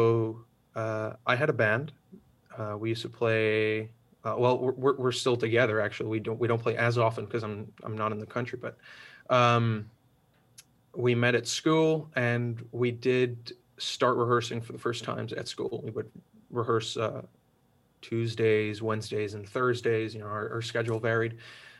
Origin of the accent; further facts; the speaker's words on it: Switzerland; moved away as an adult; also born or lived in Spain; now in Netherlands; the fact that I grew up there, and growing up in Switzerland